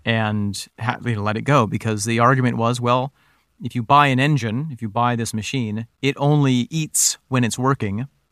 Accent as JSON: {"language": "English", "area": "Finger Lakes area", "region": "New York", "country": "United States", "tie": "born or raised there", "said": "the area that we grew up in, Nick, we have the Amish"}